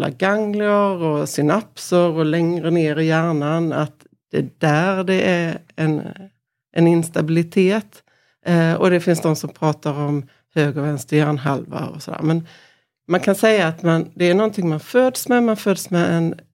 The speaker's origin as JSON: {"language": "Swedish", "town": "Korpilombolo", "region": "Norrbotten County", "country": "Sweden", "said": "Så jag kan inte säga att jag är från Pajala. Utan, eller jag kan säga att jag är från Korpilombolo utan jag säger att jag är från Pajala."}